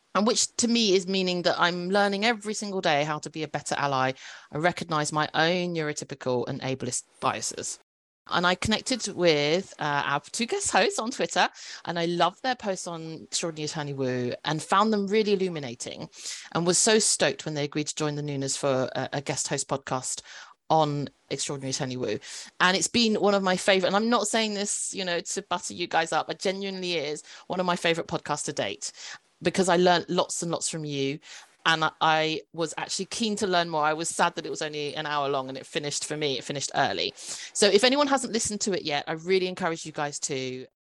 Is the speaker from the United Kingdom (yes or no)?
yes; United Kingdom; I'm a British born Chinese K drama fan